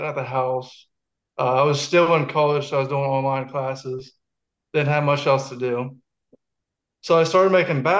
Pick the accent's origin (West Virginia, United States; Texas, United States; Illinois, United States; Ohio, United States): West Virginia, United States; Wileyville; I'm from Wileyville, West Virginia. Very small town